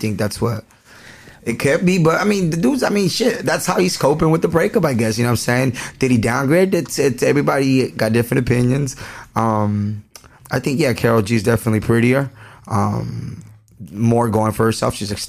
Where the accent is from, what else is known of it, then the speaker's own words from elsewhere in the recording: Guanajuato, Mexico; No. I'm from Guanajuato.